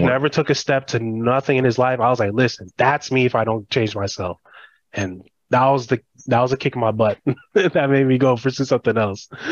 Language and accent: English; United States; first generation. I was born and raised here, but I grew up in the Haitian culture